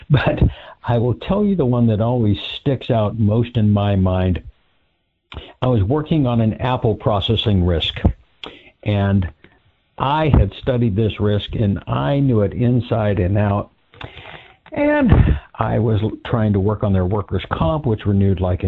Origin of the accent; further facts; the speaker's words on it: California, United States; my home state, California